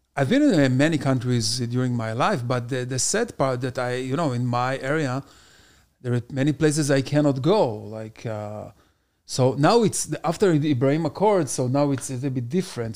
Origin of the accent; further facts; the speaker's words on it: Israel; first language Hebrew; English is a second language; moved away as an adult; now in United States; I came here almost six years ago, and I born and raised in Israel.